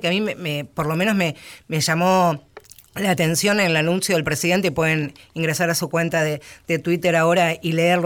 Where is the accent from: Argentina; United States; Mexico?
Argentina; Buenos Aires Province; como bonaerense